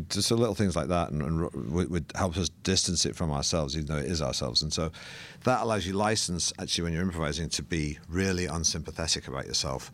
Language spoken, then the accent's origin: English; Manchester, North West England, United Kingdom; I grew up in Manchester